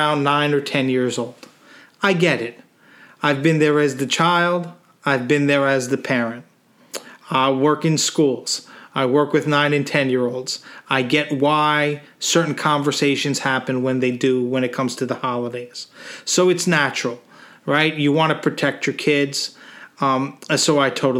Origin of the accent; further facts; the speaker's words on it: Northeast, United States; being an American from the northeast of the country